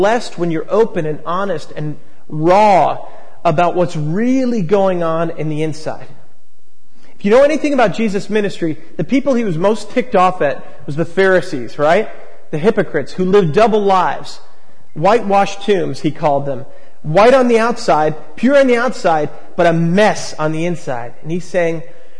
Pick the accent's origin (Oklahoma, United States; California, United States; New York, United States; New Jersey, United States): New York, United States; Long Island; now in San Francisco, United States; I grew up on Long Island